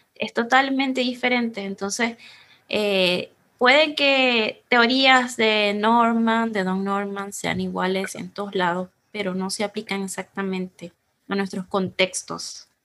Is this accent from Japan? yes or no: no; Venezuela; now in Chile; nosotros somos venezolanos, estamos en Chile